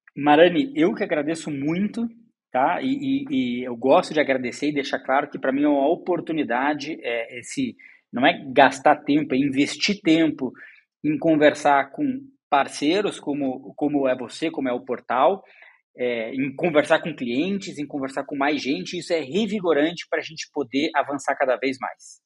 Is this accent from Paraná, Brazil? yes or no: yes; Curitiba, Paraná, Brazil; moved away as an adult; now in São Paulo, Brazil; Eu sou curitibano, é, cresci lá